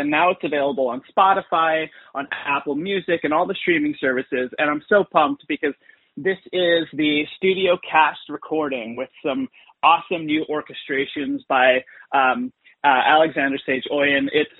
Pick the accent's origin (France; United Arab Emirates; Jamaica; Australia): United Arab Emirates; Dubai; born there; whenever anybody finds out that I was born in Dubai or I tell them that I was born in Dubai, I have to preface or and say like, listen, when I was born there, it was a very different Dubai.